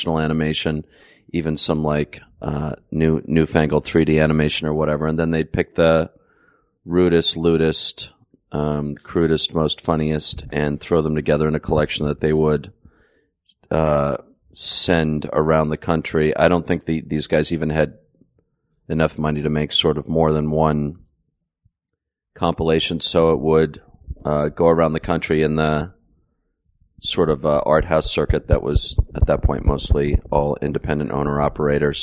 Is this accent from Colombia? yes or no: no; Ireland; I'm the Irishman